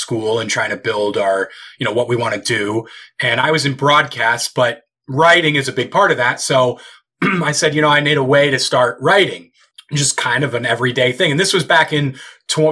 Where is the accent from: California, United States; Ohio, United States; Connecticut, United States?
Connecticut, United States; Brookfield; I'm from Connecticut. I grew up in Brookfield, Connecticut.